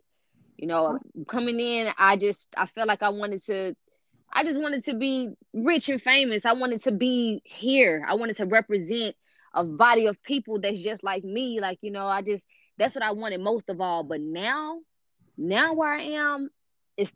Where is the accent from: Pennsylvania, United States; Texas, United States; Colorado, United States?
Texas, United States; Houston; I'm from Houston, Texas, born and raised.